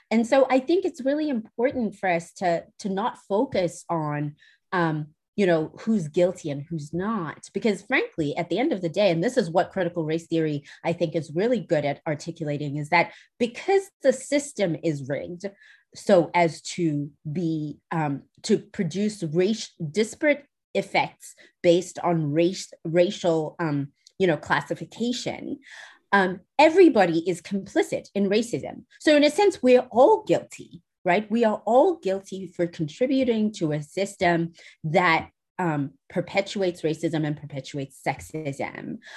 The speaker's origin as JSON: {"language": "English", "country": "South Africa", "also_born_or_lived": "United Kingdom", "moved": "as an adult", "lives_now": "New Hampshire, United States", "said": "I'm originally from South Africa"}